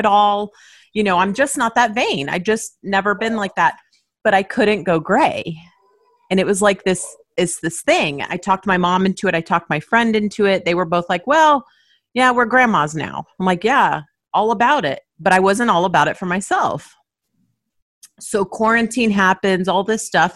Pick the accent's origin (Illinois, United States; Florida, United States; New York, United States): Florida, United States; Miami; We grew up in Miami